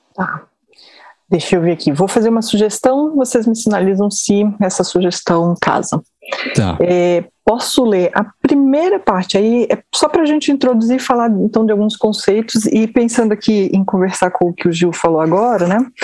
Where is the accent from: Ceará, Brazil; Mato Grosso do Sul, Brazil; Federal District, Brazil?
Federal District, Brazil; Brasília; also born or lived in Rio de Janeiro; eu sou eu sou carioca, mas moro em Brasília há muitos anos. Me formei aqui, me criei aqui em Brasília